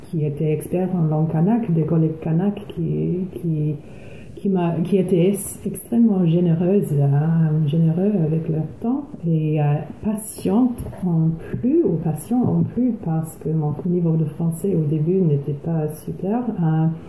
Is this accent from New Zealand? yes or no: yes; Auckland, New Zealand; French is a second language; also born or lived in Coatesville; je suis née à Tamaki Makaurau, à Auckland.